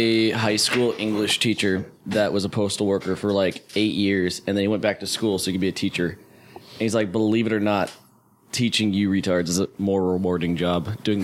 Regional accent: Hawaii, United States; moved away as an adult; also born or lived in Santa Barbara; now in the Valley, United States; I was born and raised in Hawaii. I went to Santa Barbara for school for 4 years and then I moved down here to the Valley

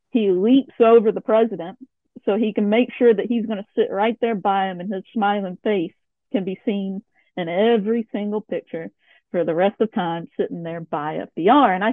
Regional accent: Tennessee, United States; moved away as an adult; now in Kentucky, United States; I come from Tennessee, not Kentucky

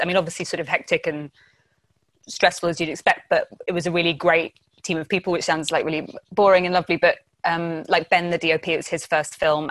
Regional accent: Essex, East of England, United Kingdom; I am from Essex, not the coast either

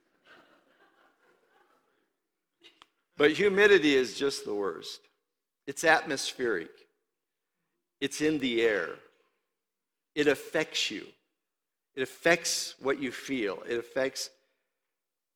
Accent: Indiana, United States; moved away; also born or lived in Louisiana; I'm from Iowa, Indiana

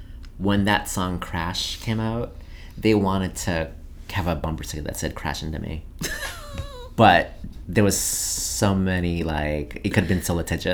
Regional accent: France; I thought it was like, I'm originally from France, so FR.

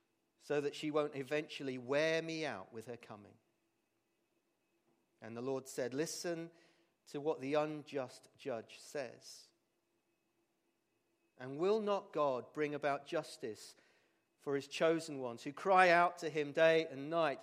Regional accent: England, United Kingdom; we're English

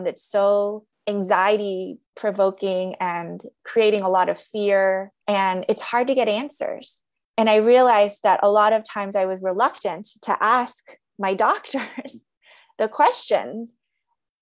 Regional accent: United States; I'm Korean American

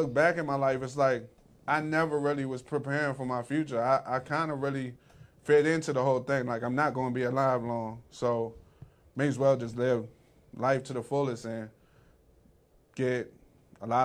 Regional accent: Morningside, Maryland, United States; also born or lived in Camp Springs, Maryland; I was born, you know, right there on Camp Springs, you know, Malcolm Grow Hospital. I grew up in Morningside

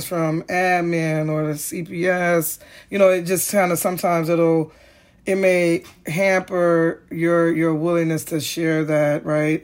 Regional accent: Chicago, Illinois, United States; growing up in Ogier Gardens

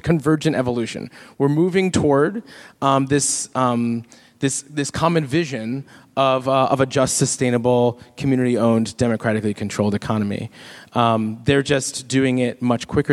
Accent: Jamaica; I'm not Cuban. I'm Jamaican

